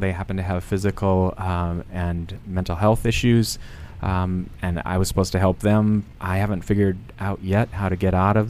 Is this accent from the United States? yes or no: yes; southern Minnesota, United States; moved away; I grew up in a little town, 704 people in southern Minnesota.